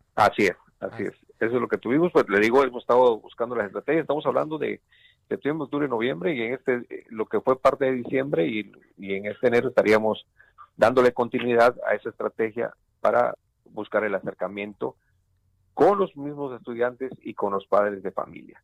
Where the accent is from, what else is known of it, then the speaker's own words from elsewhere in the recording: Mexico; como mexicanos